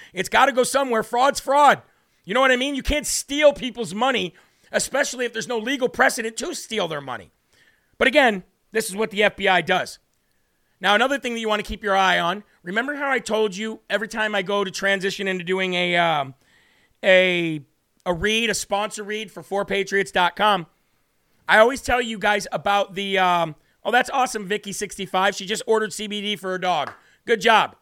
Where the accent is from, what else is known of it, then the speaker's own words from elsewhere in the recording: Illinois, United States; I'm from Illinois